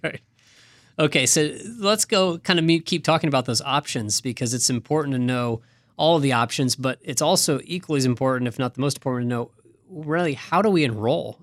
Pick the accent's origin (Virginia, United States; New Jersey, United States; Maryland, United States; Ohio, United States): Ohio, United States; Kettering; in my hometown of Kettering, Ohio